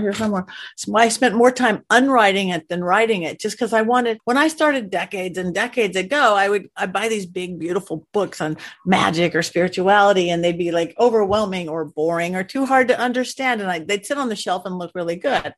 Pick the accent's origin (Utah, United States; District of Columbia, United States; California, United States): California, United States; Los Angeles County; I am a native Californian, born and raised in Los Angeles County, little beach girl